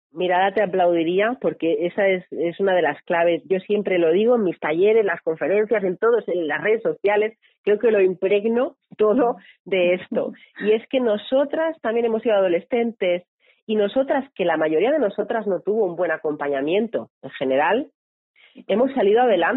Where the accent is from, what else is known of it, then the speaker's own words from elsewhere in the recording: Barcelona, Catalonia, Spain; Yo, yo soy de Barcelona y vivo en Barcelona.